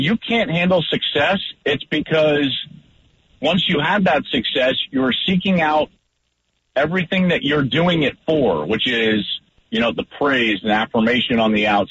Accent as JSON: {"language": "English", "town": "Arvada", "region": "Colorado", "country": "United States", "tie": "born or raised there", "said": "I grew up in the Denver area, just in the Arvada area"}